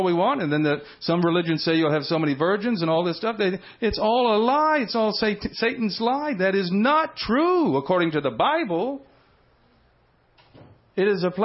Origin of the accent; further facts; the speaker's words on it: Houston, Texas, United States; I grew up in Houston